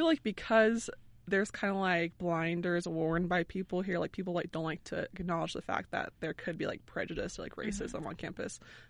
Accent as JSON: {"language": "English", "region": "California", "country": "United States", "tie": "born or raised there", "moved": "as an adult", "lives_now": "Idaho, United States", "said": "I'm from California. My hometown is literally all East Indian."}